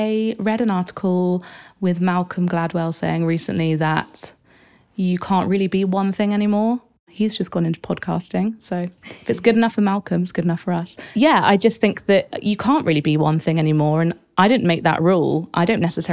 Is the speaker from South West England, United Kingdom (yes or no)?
yes; Exeter, South West England, United Kingdom; I was born in Exeter in Devon